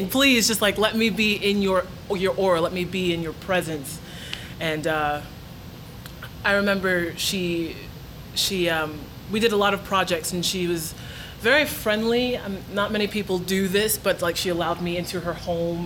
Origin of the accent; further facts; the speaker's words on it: New York, United States; I grew up in New York, so, you know, Broadway, 42nd Street was just around the corner